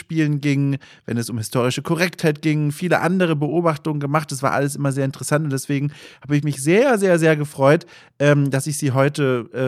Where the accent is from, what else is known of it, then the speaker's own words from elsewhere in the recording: Bavaria, Germany; ich komme selbst aus Franken. Äh, ich habe den, den Dialekt über die Jahre verloren.